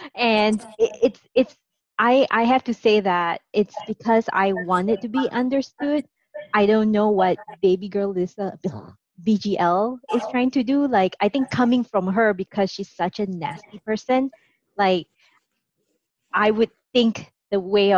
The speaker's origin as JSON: {"language": "English", "country": "Singapore", "accent": "Singaporean", "said": "people who listen to our podcast will know that I'm not from the US, and they can detect a tinge of my Singaporean accent."}